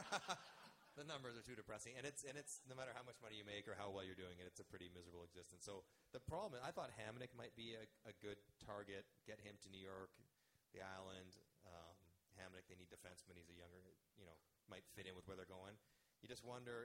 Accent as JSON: {"language": "English", "country": "Canada", "said": "I'm Canadian, proudly"}